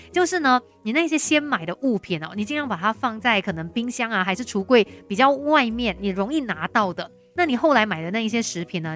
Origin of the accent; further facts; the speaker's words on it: Malaysia; 我们马来西亚人